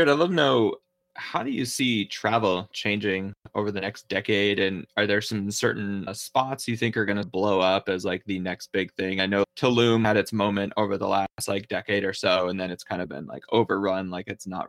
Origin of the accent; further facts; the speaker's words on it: New Hampshire, United States; moved away; I'm from New Hampshire originally, so it's growing up one of the most forested and mountainous states we have